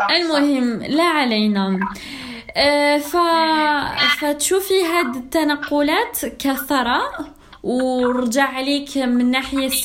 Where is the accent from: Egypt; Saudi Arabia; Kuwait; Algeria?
Algeria; نقولوا بلي انا جزائريه جيت من مدرسه اردنيه وكامل تحسي انه مختلفة